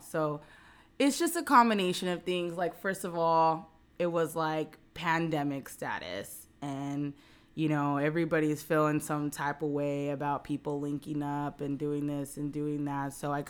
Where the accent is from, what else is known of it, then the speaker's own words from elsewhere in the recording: Whittier, California, United States; we're from the same, we're both from Whittier.